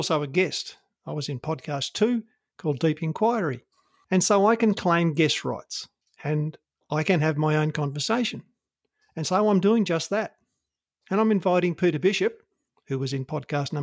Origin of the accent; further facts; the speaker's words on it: Australia; I'm an Australian